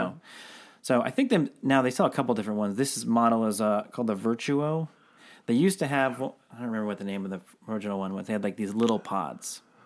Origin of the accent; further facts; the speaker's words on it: Seattle, Washington, United States; now I'm from Seattle, so very coffee heavy town.